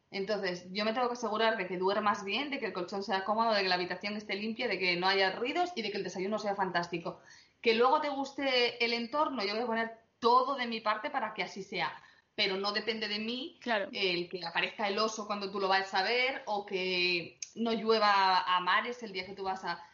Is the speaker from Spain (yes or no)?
yes; Asturias, Spain; somos celíacos y asturianos